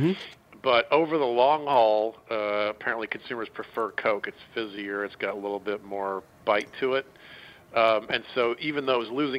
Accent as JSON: {"language": "English", "town": "Atlanta", "region": "Georgia", "country": "United States", "said": "I'm from Atlanta."}